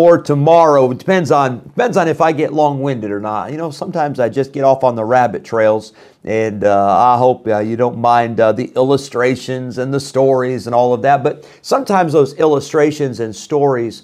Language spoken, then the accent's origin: English; Illinois, United States; moved away; When I was growing up in Illinois, we had a wood burning stove